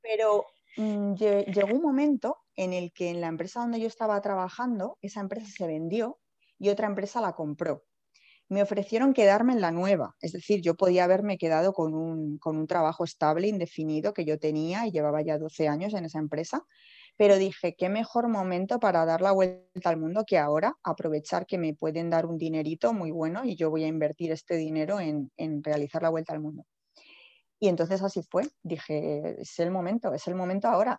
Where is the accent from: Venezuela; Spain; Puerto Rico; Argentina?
Spain; Alcalá de Henares, Community of Madrid; yo soy natural de Alcalá de Henares